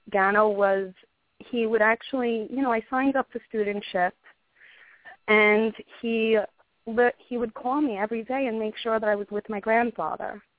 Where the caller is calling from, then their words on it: New York City, New York, United States; I'm calling from Staten Island